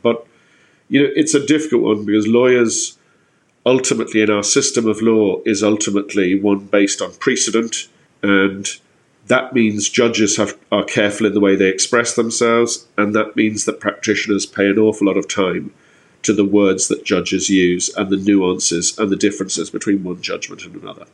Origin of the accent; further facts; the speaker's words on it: Ireland; we've been given as Irish people